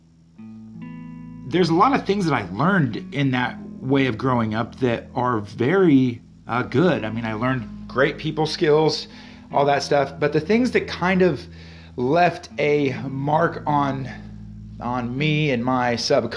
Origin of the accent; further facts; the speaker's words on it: Kearney, Nebraska, United States; I was born in Kearney, Nebraska in 1982